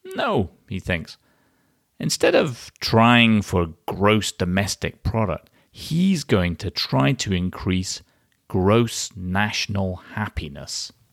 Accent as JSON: {"language": "English", "region": "Scotland", "country": "United Kingdom", "said": "my home country, from Scotland."}